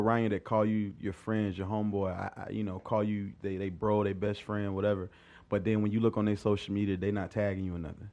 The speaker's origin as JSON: {"language": "English", "town": "Pendleton", "region": "South Carolina", "country": "United States", "said": "I'm, uh, from a Little Town, Pendleton, South Carolina. It's right outside of Anderson, South Carolina"}